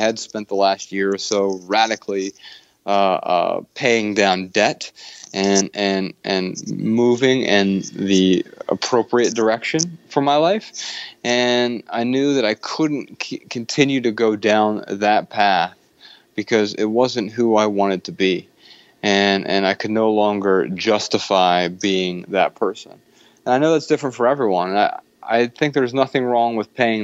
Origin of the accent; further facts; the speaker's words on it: Dayton, Ohio, United States; accent: southern; moved away as an adult; now in Missoula, United States; I grew up in Dayton, Ohio